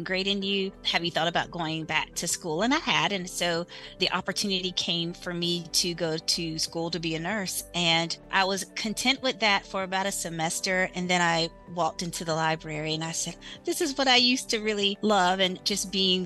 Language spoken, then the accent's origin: English; South Carolina, United States; I am from South Carolina.